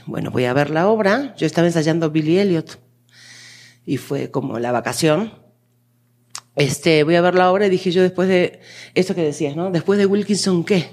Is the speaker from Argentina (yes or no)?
yes; Argentina; now in Mexico; yo soy argentina, vivo en México